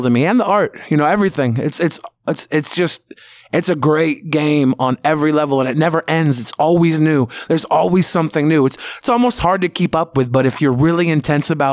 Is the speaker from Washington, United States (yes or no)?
yes; Seattle, Washington, United States; I've always been in Seattle